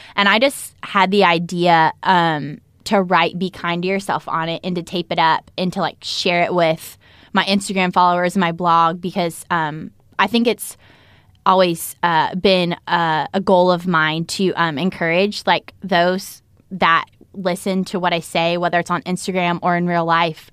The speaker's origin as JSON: {"language": "English", "region": "North Carolina", "country": "United States", "said": "I was from North Carolina"}